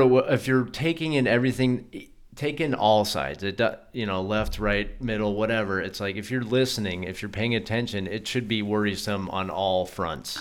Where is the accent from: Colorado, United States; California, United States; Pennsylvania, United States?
Colorado, United States; I grew up in Colorado